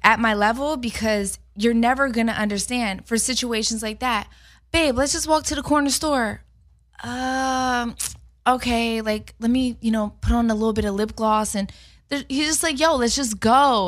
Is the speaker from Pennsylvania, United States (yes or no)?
yes; Philadelphia, Pennsylvania, United States; I'm from Philly